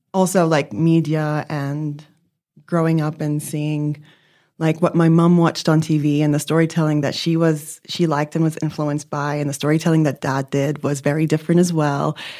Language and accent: English; Lebanon; also born or lived in New York; now in Melbourne, Australia; I grew up in Lebanon